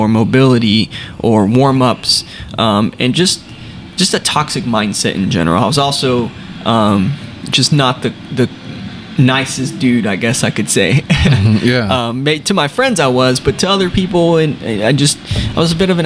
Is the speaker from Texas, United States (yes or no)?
yes; San Antonio, Texas, United States; I was born and raised here in San Antonio as well.